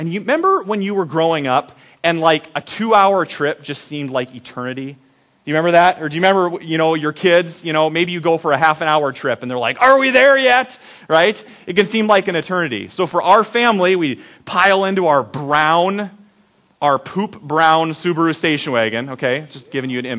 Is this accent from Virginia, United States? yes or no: no; Iowa, United States; we're from Iowa